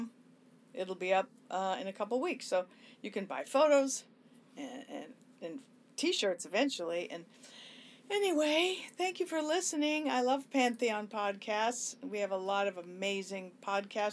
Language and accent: English; Los Angeles, California, United States; growing up in Hollywood and the Sunset Strip